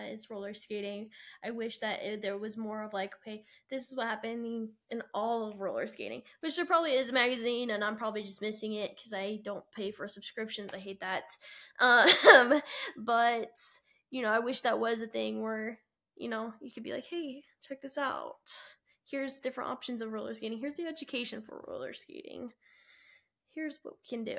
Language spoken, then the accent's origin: English; Utah, United States; I'm from Utah